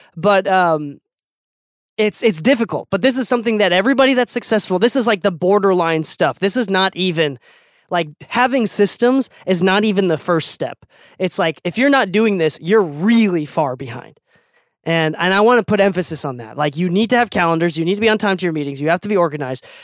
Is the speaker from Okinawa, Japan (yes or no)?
yes; Okinawa, Japan; moved away; also born or lived in Utah; I'm from an island, right? I'm from Okinawa, Japan.